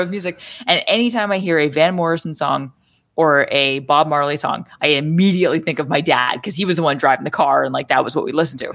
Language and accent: English; Deep River, Ontario, Canada; also born or lived in Arnprior, Ontario; I grew up in Deep River and then we moved to Arm Prior.